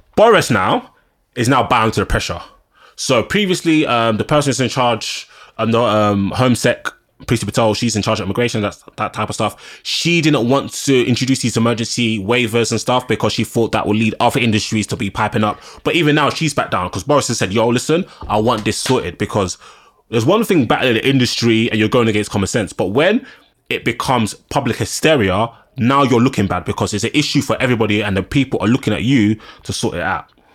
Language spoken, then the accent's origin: English; London, United Kingdom; I'm a Londoner